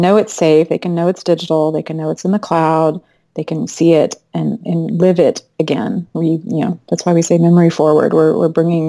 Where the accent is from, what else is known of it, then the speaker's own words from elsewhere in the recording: Arlington, Texas, United States; moved away as an adult; also born or lived in Fort Worth, Texas / California; now in Austin, United States; I'm from Arlington, Dallas-Fort Worth area